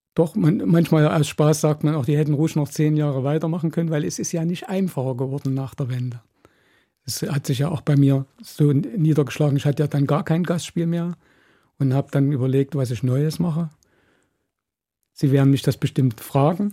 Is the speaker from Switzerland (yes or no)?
no; East Germany, Germany; als Ostdeutscher